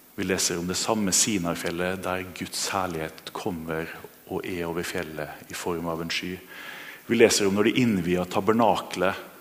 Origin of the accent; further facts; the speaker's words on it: Kristiansund, Møre og Romsdal, Norway; moved away; Jeg vokste opp i Kristiansund